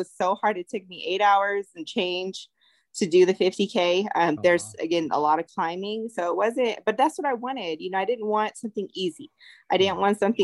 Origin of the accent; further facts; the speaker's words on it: California, United States; I'm from California